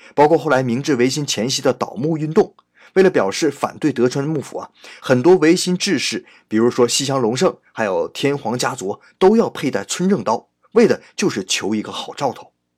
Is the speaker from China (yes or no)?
yes; China; 我们中国人